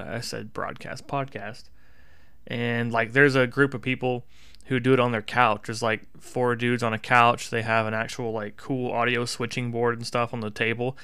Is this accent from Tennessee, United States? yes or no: yes; Tennessee, United States; I grew up in Tennessee